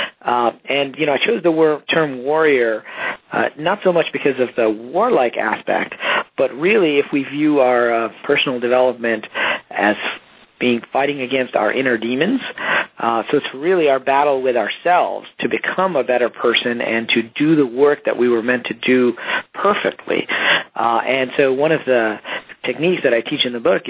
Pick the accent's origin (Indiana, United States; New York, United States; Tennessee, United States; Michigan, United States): Michigan, United States; Detroit; I grew up in Detroit, middle class